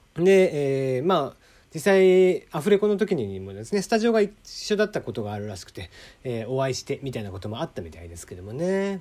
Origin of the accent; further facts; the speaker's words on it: Kyushu, Japan; 九州出身ですので